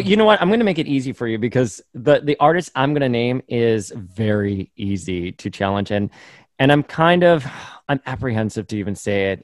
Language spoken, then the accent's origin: English; Miami, Florida, United States; where I grew up in Miami